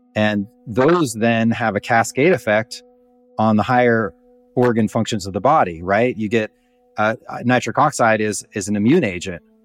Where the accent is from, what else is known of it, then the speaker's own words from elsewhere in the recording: Montana, United States; I grew up in Montana